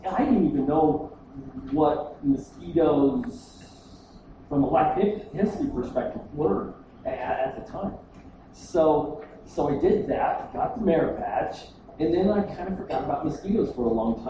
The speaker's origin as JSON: {"language": "English", "town": "Scottsbluff", "region": "Nebraska", "country": "United States", "tie": "born or raised there", "also_born_or_lived": "Kentucky / Ohio", "moved": "as an adult", "lives_now": "Denver, United States", "said": "So it started in Scotts Bluff, Nebraska"}